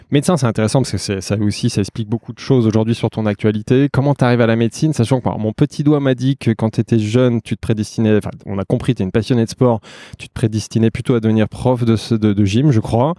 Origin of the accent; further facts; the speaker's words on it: Savoie, Auvergne-Rhône-Alpes, France; je suis savoyard